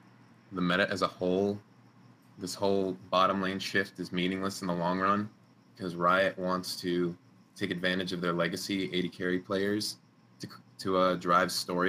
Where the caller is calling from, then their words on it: Long Island, New York, United States; I'm calling from Long Island, New York.